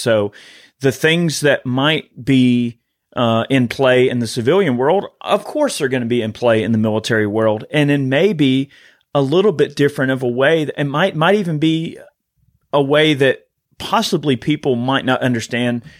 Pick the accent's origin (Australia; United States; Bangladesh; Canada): United States; as an American